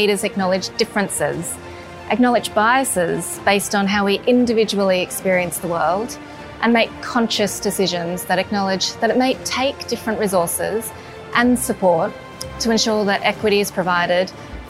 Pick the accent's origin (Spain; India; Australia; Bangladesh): Australia; my experience as a minority, a female born and raised in Australia of Chinese background